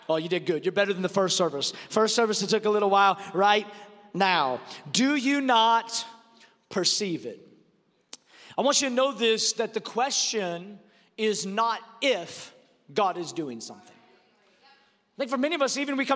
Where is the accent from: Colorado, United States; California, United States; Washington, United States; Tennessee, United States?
Washington, United States; Seattle; I'm from Seattle